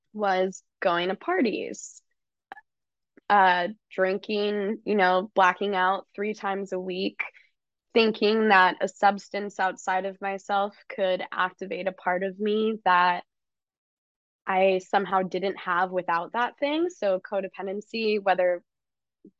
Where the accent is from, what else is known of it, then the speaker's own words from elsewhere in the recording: California, United States; I grew up in California